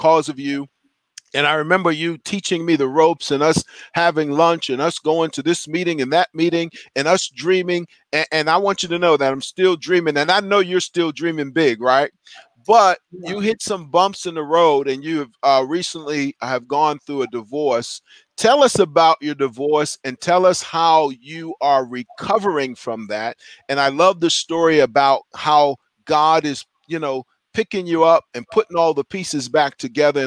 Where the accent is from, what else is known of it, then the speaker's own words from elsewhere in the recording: New York City, New York, United States; my journey started when I was 14 years old, growing up in Brooklyn, New York